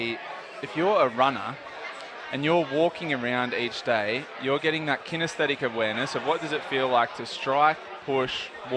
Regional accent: Port Macquarie, New South Wales, Australia; I remember growing up in Port

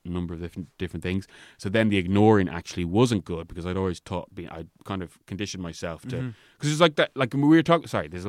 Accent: Roundwood, Leinster, Ireland; I mean, growing up in Ireland, I've definitely have experienced it

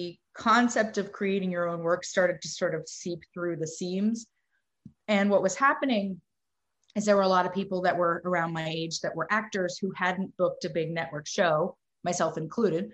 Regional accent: Dallas, Texas, United States; moved away as an adult; now in New York, United States; I grew up in Texas

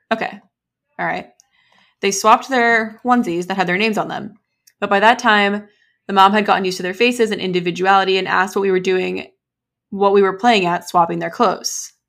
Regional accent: United States; an American

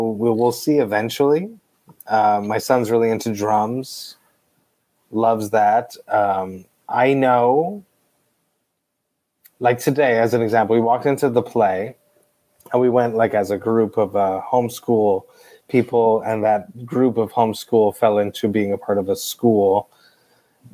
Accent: Deux-Montagnes, Quebec, Canada; I grew up in Two Mountains, which was a suburb outside of Two Mountains

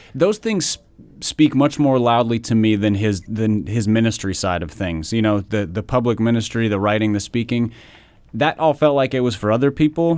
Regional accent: Minnesota, United States; I grew up in Minnesota

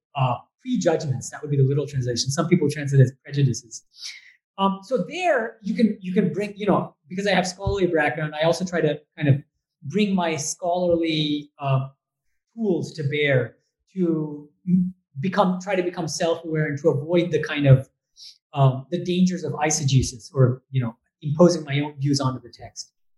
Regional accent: Boston, Massachusetts, United States; moved away as an adult; also born or lived in Berkeley / Oxford / Germany / India; I'm actually from the US. So I was born and raised in Boston

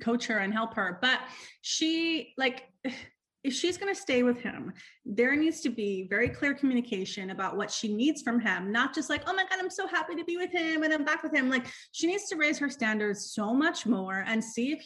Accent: New York, United States; I'm from New York. I got married when I was 32. I'm like a New Yorker

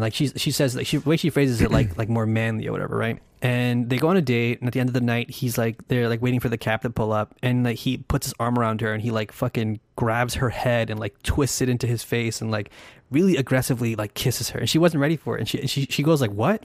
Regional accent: United States; as an American

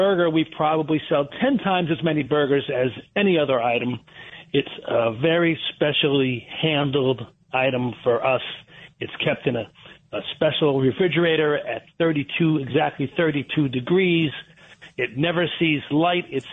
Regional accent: Trumbull, Connecticut, United States; I was raised in Trumbull, Connecticut

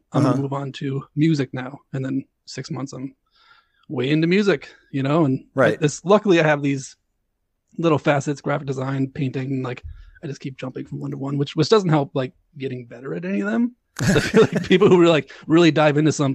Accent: Grand Forks, North Dakota, United States; moved away as an adult; also born or lived in Fargo, North Dakota / Madison, Wisconsin; now in Hudson, Wisconsin, United States; I grew up in Grand Forks, North Dakota, and moved to Fargo

